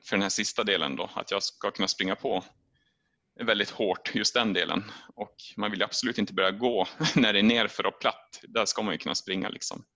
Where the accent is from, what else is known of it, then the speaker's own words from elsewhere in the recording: Sweden; hemma i Sverige